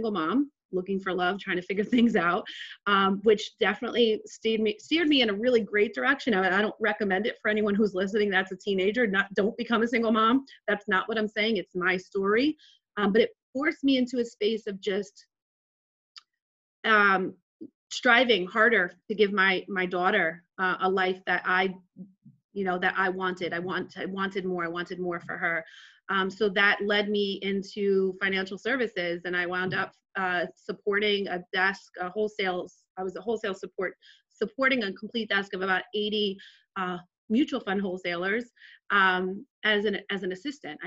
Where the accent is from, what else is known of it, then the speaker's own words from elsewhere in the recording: Jersey City, New Jersey, United States; So I grew up in Jersey City to a single mom on welfare, pretty much in the hood